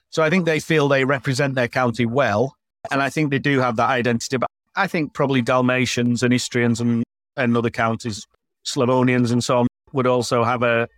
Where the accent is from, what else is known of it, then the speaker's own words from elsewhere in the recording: Yorkshire and the Humber, United Kingdom; moved away as an adult; now in Croatia; Yorkshiremen like me